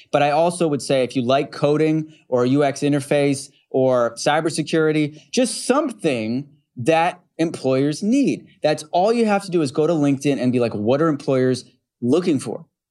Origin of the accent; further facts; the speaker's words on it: Utica, New York, United States; also born or lived in Rochester, New York; I grew up in, uh, central New York and western New York. So I grew up in Utica, New York. And then Rochester is where I went to high school.